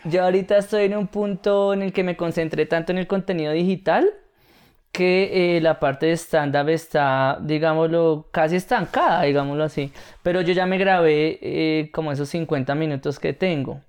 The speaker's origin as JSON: {"language": "Spanish", "region": "Bogotá", "country": "Colombia", "said": "en Bogotá y siendo bogotano"}